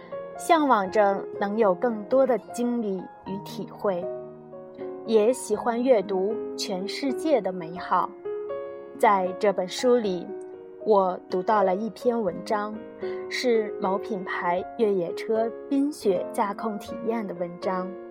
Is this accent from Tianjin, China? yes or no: no; Genhe, Inner Mongolia, China; 我们家乡自己的微信公众平台“掌上根河”